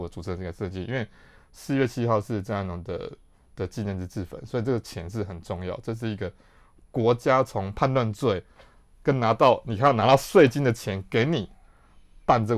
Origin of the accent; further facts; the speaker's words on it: Yilan County, Taiwan; 我是宜兰人